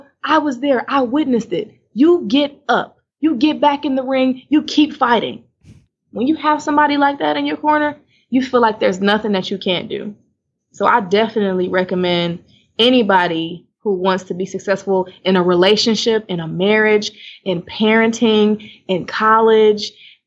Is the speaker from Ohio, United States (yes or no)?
yes; Cleveland, Ohio, United States; moved away as an adult; now in Houston, United States; I was in Cleveland, Ohio my whole life